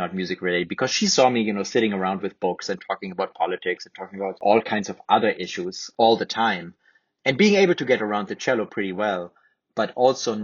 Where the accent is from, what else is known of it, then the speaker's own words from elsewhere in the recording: Germany; first language German; English is a second language; moved away as an adult; now in United States; I wasn't confined to my hometown. I wasn't confined to Germany necessarily